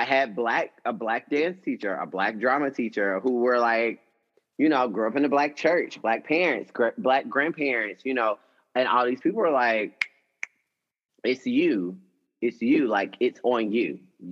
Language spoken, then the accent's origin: English; Atlanta, Georgia, United States; also born or lived in College Park, Georgia; I grew up in Atlanta